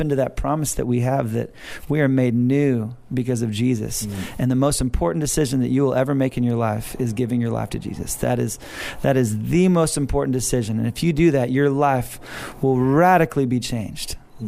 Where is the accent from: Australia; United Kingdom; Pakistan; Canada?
Australia; And my wife said, sorry, we're Australian.